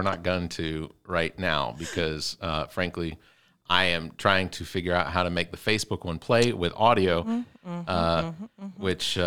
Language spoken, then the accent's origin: English; Atlanta, Georgia, United States; also born or lived in Decatur, Georgia; Growing up in Decatur and then Atlanta